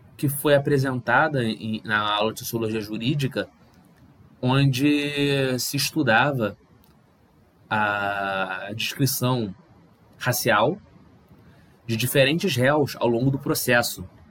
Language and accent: Portuguese; Rio de Janeiro, Brazil; eu nasci no Rio de Janeiro